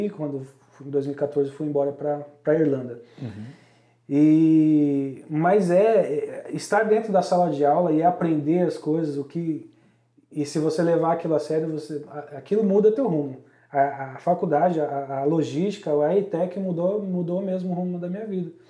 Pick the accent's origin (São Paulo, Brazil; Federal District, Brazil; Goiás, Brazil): São Paulo, Brazil; da onde a gente veio, da Zona Leste de São Paulo